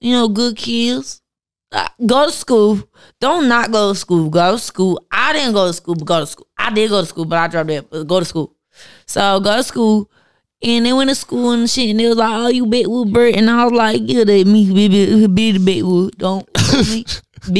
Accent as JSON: {"language": "English", "town": "Long Beach", "region": "California", "country": "United States", "said": "I'm from Long Beach. My family done moved here a couple years ago"}